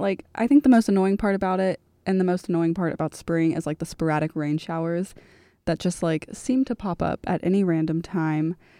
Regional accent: Florida, United States; moved away as an adult; I'm from Florida

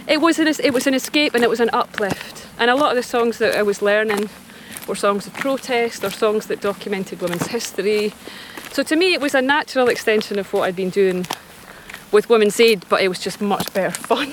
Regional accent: Scot, Scotland, United Kingdom; as a Scot

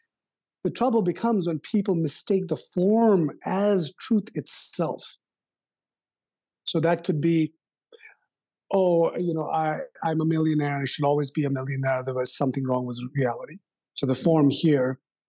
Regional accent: Kolkata, West Bengal, India; When I grew up in India, especially in the city of Calcutta

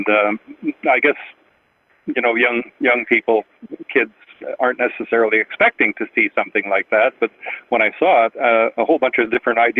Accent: Winnipeg, Manitoba, Canada; I was born in Winnipeg and raised in Winnipeg, and I've been here all my life

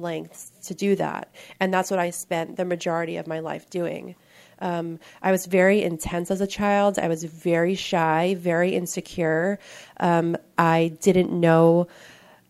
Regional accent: New York, United States; I'm from New York, and I come from a relatively normal-looking family on the outside

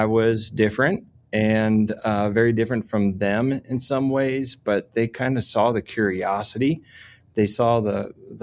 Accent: suburbs of Washington, D.C., Maryland, United States; now in Fort Collins, United States; I spent most of my youth in Maryland, in the suburbs of Washington, D.C.

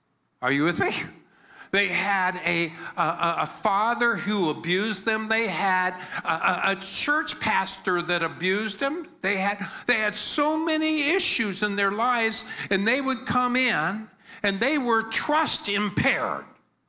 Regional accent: Philippines; I'm like a Filipino. I'm a Filipino pastor. I'm a happy person.

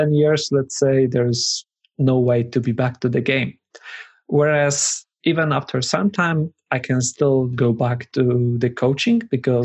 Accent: Poland; I'm from Poland.

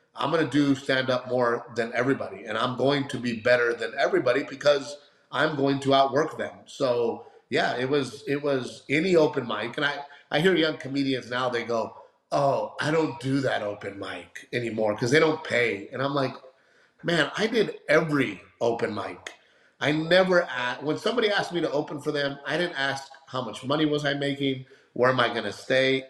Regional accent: Gregory-Portland, Texas, United States; also born or lived in Los Angeles; my little town of Gregory Portland

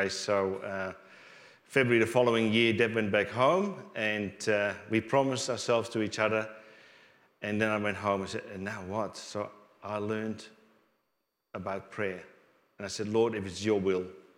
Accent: Netherlands; now in Australia; I grew up in Holland

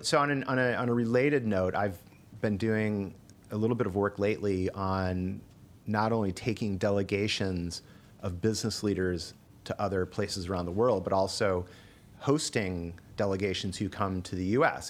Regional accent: Ottawa Hills, Ohio, United States; moved away as an adult; also born or lived in Denver / Chicago; Growing up in Ohio was the best. I grew up in Ottawa Hills, which is just outside of Toledo

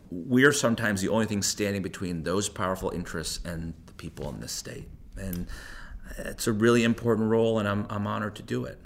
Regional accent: Hartford, Connecticut, United States; I was born and raised in the Hartford area

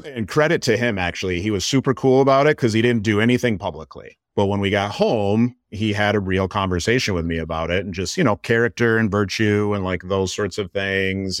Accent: Michigan, United States; I'm born and raised in Michigan

